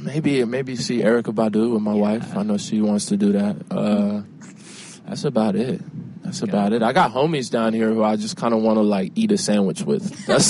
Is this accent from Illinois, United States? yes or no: yes; Chicago, Illinois, United States; my hometown, Chicago, is, like, always...